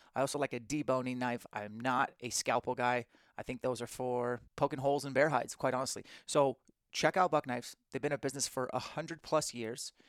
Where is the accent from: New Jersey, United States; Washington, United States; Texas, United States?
Washington, United States; Spokane; Spokane, my hometown